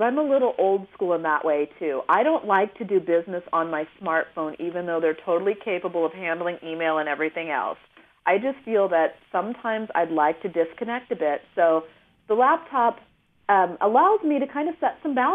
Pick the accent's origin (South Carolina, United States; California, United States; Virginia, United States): California, United States; Northern; moved away; my mom and dad live in a really small rural community where I grew up in Northern California